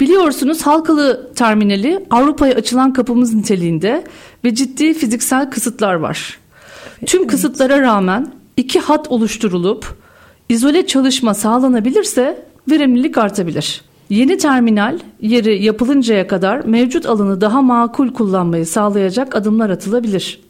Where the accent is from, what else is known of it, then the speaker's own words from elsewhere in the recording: Karahallı, Uşak Province, Turkey; bin dokuz yüz yetmiş sekiz Uşak Karahalı doğumluyum